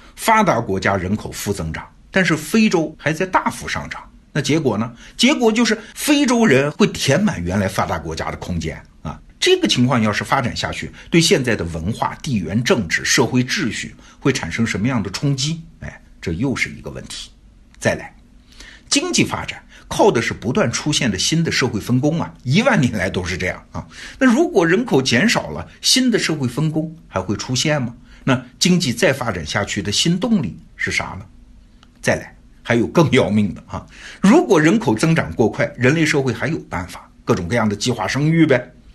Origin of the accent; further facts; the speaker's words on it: China; 我们中国人是眼睁睁地看着这个过程发生的